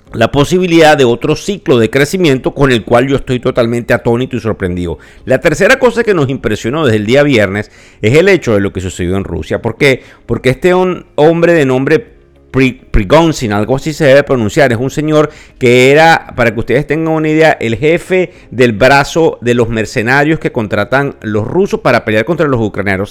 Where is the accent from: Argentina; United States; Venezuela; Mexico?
Venezuela; accent: Venezuelan; Yo soy venezolano, me cuesta mucho quitarme mi acento